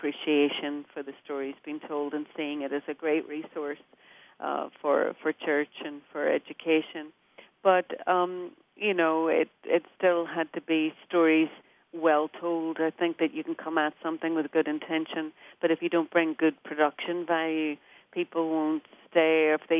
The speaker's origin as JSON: {"language": "English", "town": "Derry", "region": "Northern Ireland", "country": "United Kingdom", "tie": "born or raised there", "said": "I did. I grew up in a little row house on a hill."}